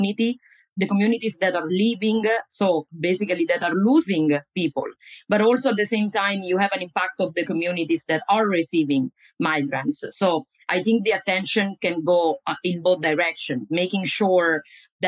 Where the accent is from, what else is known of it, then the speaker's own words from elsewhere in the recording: Italy; moved away as an adult; also born or lived in Florida, United States / New Jersey, United States; now in United States; I am originally from Italy, where I got my first steps in the academic